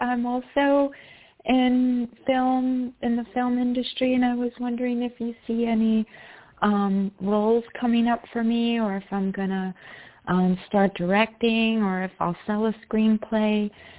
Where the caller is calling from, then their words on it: New York, United States; Hi, it's … from New York.